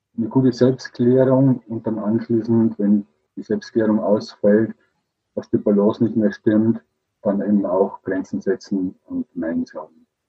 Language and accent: German; Regensburg, Bavaria, Germany; also hier in Bayern, ich komme aus Regensburg